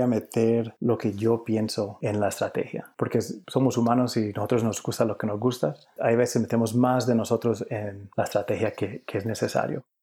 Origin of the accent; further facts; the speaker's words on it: Cali, Valle del Cauca, Colombia; also born or lived in New York, United States; now in United States; nací en, en Cali, Colombia